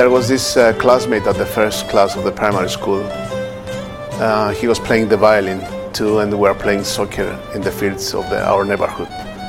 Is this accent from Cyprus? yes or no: yes; Nicosia, Nicosia District, Cyprus; We were born and raised in Nicosia. Our parents are refugees from different villages. My father from Kythria and my mother from Agios Ambrosios of Kerinia.